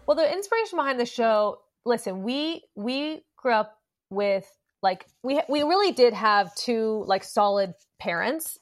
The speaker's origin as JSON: {"language": "English", "town": "Los Angeles", "region": "California", "country": "United States", "tie": "born or raised there", "said": "Growing up in Los Angeles with a plugged-in parent"}